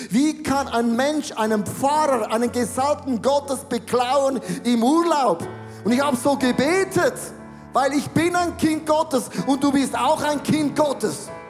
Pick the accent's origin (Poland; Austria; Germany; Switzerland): Switzerland; Ich bin ein Schweizer und das macht man nicht. Das macht man nicht. Bei uns heißt, stehlen ist nicht erwünscht. In Deutschland heißt, stehlen ist verboten, bei uns ist das nicht erwünscht.